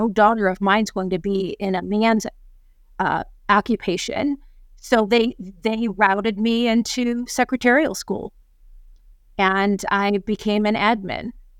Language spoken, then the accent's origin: English; New York, United States; I come from New York.